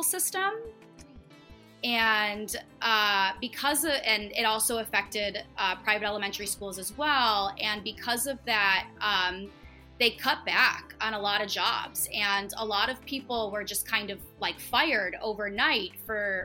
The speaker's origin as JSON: {"language": "English", "country": "United States", "also_born_or_lived": "Seoul, South Korea / Gimpo, South Korea", "moved": "as an adult", "said": "I need to go back to the States, and I want to go back to my home country"}